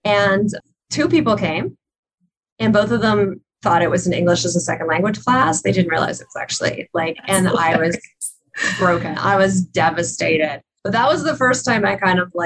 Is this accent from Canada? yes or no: yes; Ottawa, Ontario, Canada; I was living in Ottawa at the time. Tony Robbins came to my hometown.